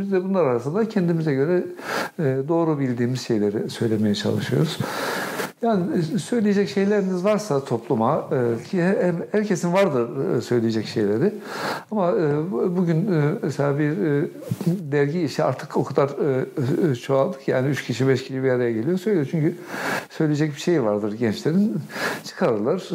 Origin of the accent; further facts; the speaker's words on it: Kahramanmaraş, Turkey; moved away; also born or lived in Osmaniye; Kahramanmaraş'ta çocukluğum, gençliğimin ilk, ilk yılları Maraş'ta geçti.